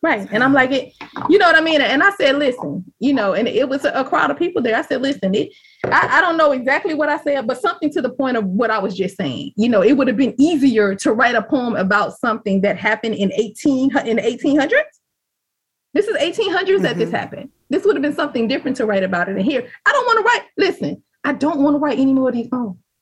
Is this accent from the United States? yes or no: yes; the South, United States; I'm from the South.